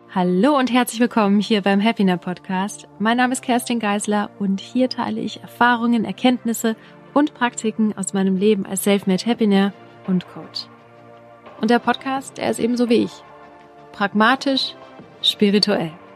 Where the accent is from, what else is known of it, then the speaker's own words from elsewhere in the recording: Regensburg, Bavaria, Germany; ich komme aus Regensburg